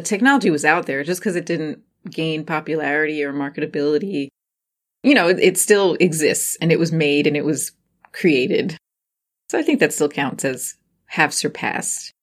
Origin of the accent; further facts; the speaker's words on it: New Jersey, United States; I grew up in Jersey and at Six Flags Great Adventure. That was our local Six Flags Great Adventure.